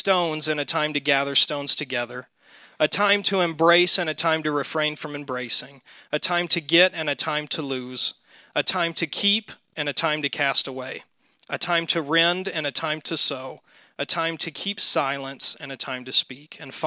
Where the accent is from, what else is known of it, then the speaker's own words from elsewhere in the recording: Mississippi, United States; now in Wisconsin, United States; Growing up in Mississippi